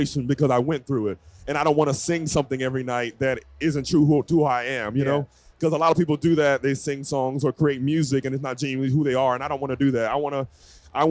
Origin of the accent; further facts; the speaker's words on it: Jacksonville, Florida, United States; I'm really from Jacksonville, which is, like, 30 minutes away from Georgia. So I have a Southern just background.